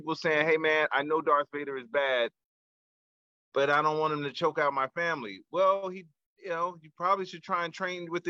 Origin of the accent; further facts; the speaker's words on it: Chicago, Illinois, United States; moved away as an adult; growing up in Chicago, growing up in the small neighborhood